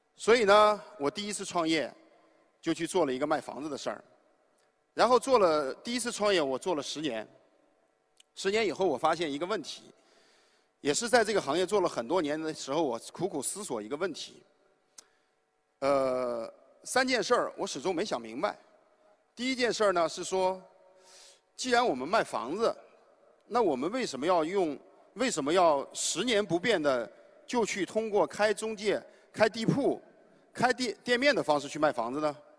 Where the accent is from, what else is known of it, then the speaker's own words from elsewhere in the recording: Shanxi, China; moved away; 因为我来自山西，我父母呢虽然不是农民，但是是，呃，两个大型国企的一个普通的职工